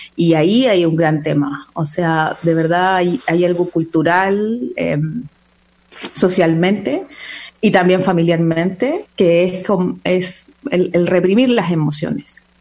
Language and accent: Spanish; Chile; soy chilena